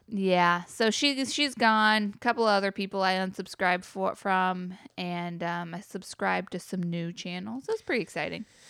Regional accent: the South, Southern United States, United States; as a Southerner

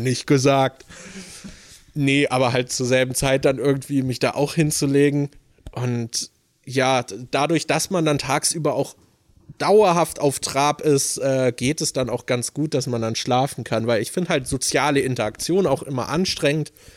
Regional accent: Germany; als Deutscher

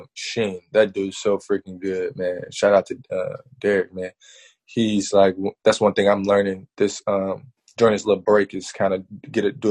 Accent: Memphis, Tennessee, United States; also born or lived in Arkansas; I'm from Memphis

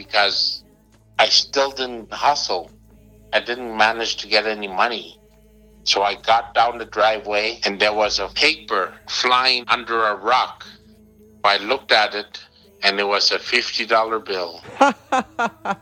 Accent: Montreal, Quebec, Canada; I'm from Montreal

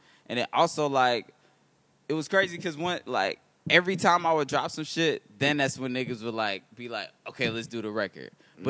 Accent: Oakland, California, United States; I was born in Oakland, California.

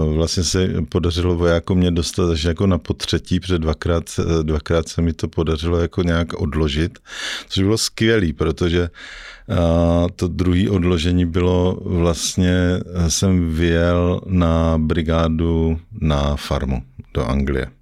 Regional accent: Ostrava, Moravian-Silesian Region, Czechia; moved away as an adult; now in Prague, Czech Republic; já jsem z Ostravy jako původem

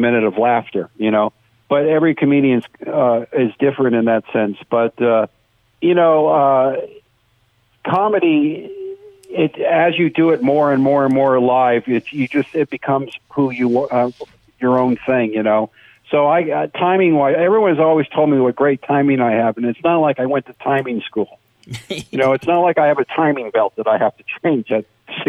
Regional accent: West Covina, California, United States; also born or lived in San Fernando Valley, California; I grew up in West Covina, which is a suburb of L.A.

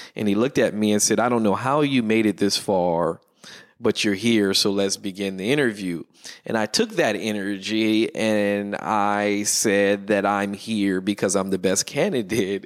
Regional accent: Pasadena, California, United States; also born or lived in Davis, California; I grew up in Pasadena, but I went to U C Davis in Northern California.

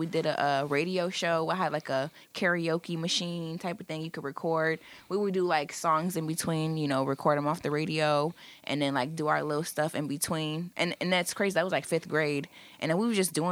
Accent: Grand Rapids, Michigan, United States; also born or lived in Kalamazoo, Michigan; Born and raised in Grand Rapids, Michigan.

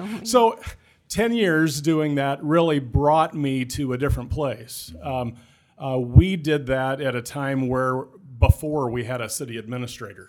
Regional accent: Clarinda, Iowa, United States; also born or lived in Griswold, Iowa / Charles City, Iowa; I was born in Clarinda in Southwest Iowa. I graduated just, uh, high school just north of there in, in Griswold

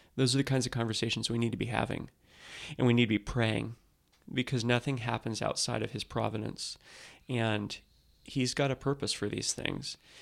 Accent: United States; as American Christians

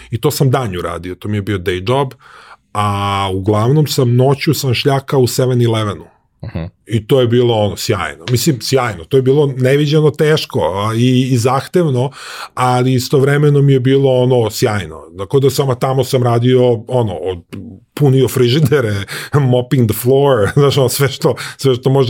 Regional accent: Serbia; moved away; ali stvari koje sam poneo iz Srbije sam maltene, ja mislim, pobacao ili ne znam

